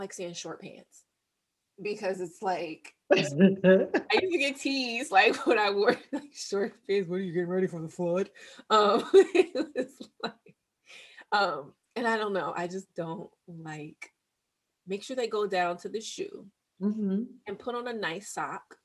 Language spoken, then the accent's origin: English; Northeast, United States; I'm from the Northeast.